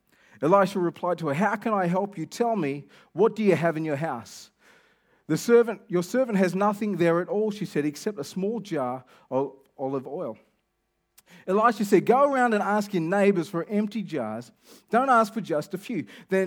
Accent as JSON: {"language": "English", "town": "Kelmscott", "region": "Western Australia", "country": "Australia", "said": "You know I'm from Kelmscott, so I'm not like that familiar with Elevate."}